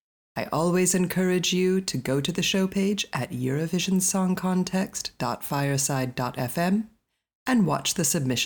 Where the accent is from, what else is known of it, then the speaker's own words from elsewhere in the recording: Colorado, United States; I grew up in Colorado, so country is part of my life.